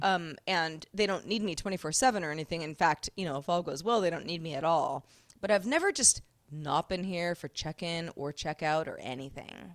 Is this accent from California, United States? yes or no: yes; Sebastopol, California, United States; growing up in Sebastopol, California, Apple capital of the U S